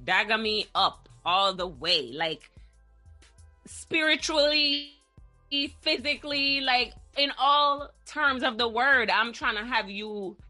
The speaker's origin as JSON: {"language": "English", "country": "Jamaica", "said": "they wanted to date me because I'm tall and because I'm Jamaican."}